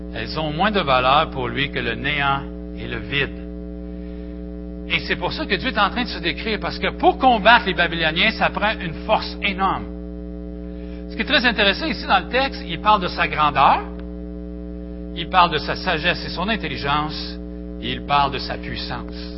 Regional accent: Victoriaville, Quebec, Canada; je viens de Victo, Victoriaville, Seigneur. J'étais un petit gars du centre du Québec

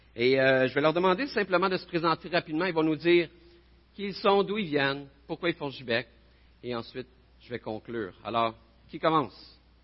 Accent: New York, United States; French is a second language; je viens de New York

